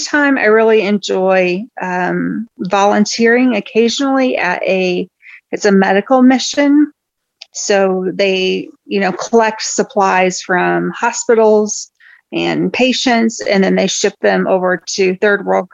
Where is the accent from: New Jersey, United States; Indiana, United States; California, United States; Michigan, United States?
Indiana, United States; Northern; now in Indianapolis, United States; I grew up in Northern Indiana